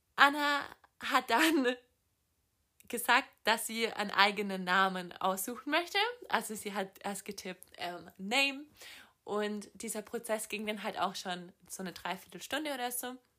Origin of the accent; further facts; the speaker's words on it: Southern Germany, Germany; also born or lived in Los Angeles, United States / Boston, United States; ich komme aus Süddeutschland